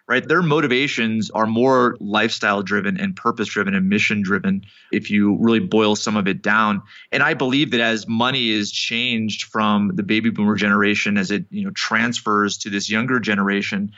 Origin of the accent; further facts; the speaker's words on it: Connecticut, United States; I grew up in Connecticut